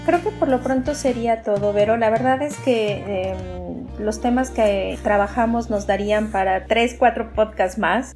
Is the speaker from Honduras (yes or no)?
no; Mexico; now in France; nuestras mujeres mexicanas